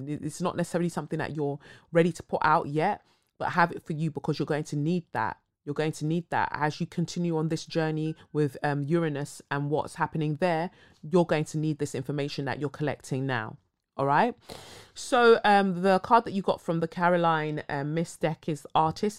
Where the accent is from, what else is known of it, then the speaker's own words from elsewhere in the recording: Cumbria, North West England, United Kingdom; I grew up in Cumbria and experienced a lot of racism